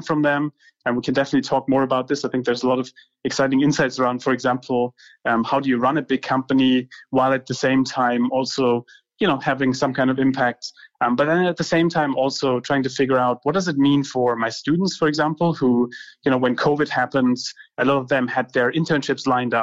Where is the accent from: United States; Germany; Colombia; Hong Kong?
Germany; Heidelberg, Baden-Württemberg; I grew up in Germany, in Heidelberg.